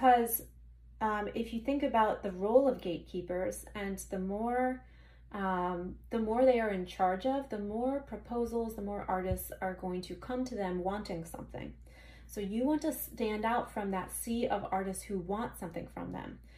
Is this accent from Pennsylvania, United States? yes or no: yes; Philadelphia, Pennsylvania, United States; I'm from Philadelphia, so I have my studio here and I live here in the Manayunk area